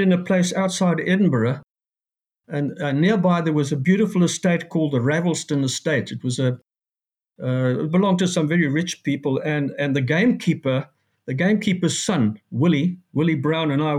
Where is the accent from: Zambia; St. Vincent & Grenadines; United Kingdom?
Zambia; also born or lived in Johannesburg, South Africa; now in South Africa; memories I had of growing up in Northern Rhodesia